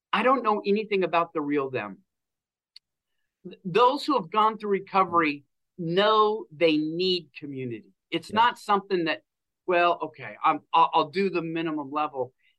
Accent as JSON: {"language": "English", "region": "Pacific Northwest", "country": "United States", "said": "We came from the Pacific Northwest where there wasn't anything like that."}